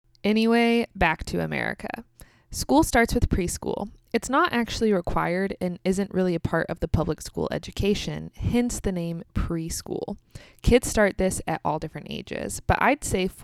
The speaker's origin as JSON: {"language": "English", "country": "United States", "also_born_or_lived": "Kansas"}